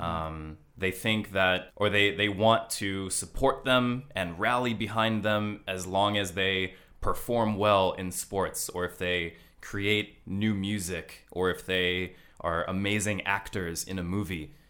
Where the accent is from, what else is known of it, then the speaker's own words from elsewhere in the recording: Los Angeles, California, United States; moved away as an adult; also born or lived in Hokkaido; now in Tokyo, Japan; I'm from Los Angeles